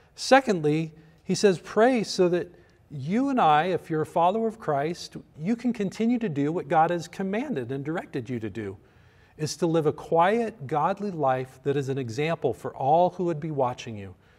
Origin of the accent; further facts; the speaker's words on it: United States; as a pastor and as an American